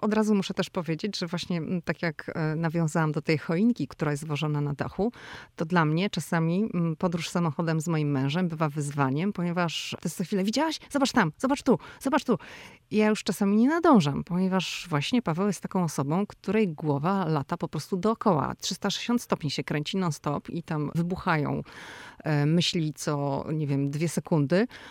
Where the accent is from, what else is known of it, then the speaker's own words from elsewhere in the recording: Poland; moved away as an adult; now in United States; przyjechaliśmy z Polski i wyrastaliśmy w domach, gdzie choinkę ubierało się no albo w Wigilię